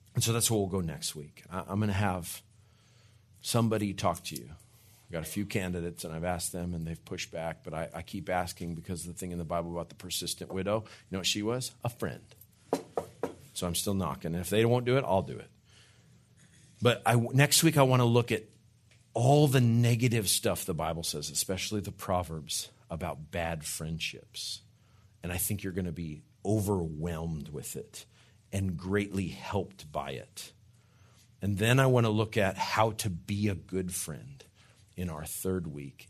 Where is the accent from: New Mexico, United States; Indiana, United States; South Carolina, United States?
New Mexico, United States; moved away; I'm from New Mexico